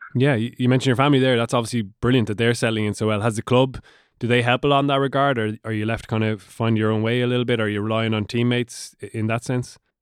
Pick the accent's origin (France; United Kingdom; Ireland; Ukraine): Ireland; Waterford, Munster; I'm from Waterford